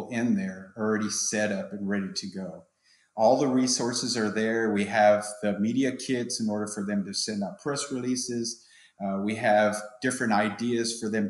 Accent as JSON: {"language": "English", "town": "San Antonio", "region": "Texas", "country": "United States", "said": "I'm from San Antonio. I've been in the department for 26 years"}